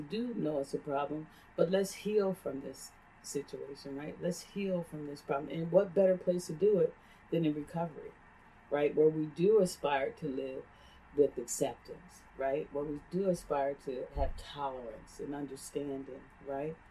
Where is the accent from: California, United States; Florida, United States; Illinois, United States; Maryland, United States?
Maryland, United States; Cecil County; I grew up in Cecil County